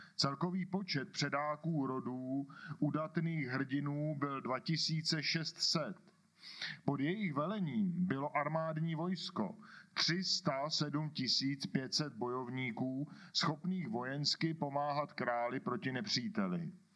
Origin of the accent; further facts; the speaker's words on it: Kladno, Central Bohemian Region, Czechia; accent: Kladno; kladenským přízvukem přečtu